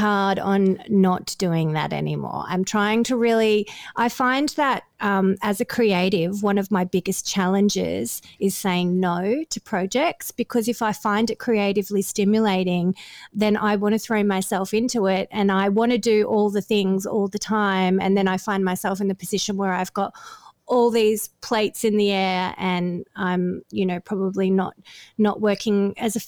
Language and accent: English; Victoria, Australia; moved away as an adult; also born or lived in Melbourne; now in Gold Coast, Australia; I'm from Victoria originally, but I live in – so Melbourne's kind of my home base, but I've been living in Queensland for nearly